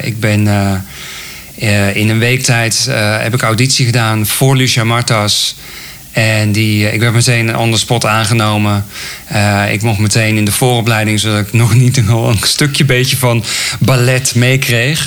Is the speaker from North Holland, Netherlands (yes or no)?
no; Raamsdonksveer, North Brabant, Netherlands; ik ben geboren in Raamsdonksveer. Misschien kan iemand het. Ligt uh, dicht bij Breda. En ehm, ja, ik groeide op